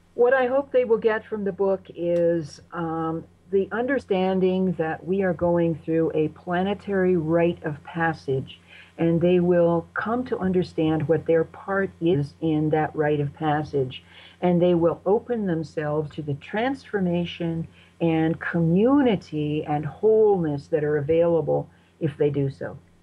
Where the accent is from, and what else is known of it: United States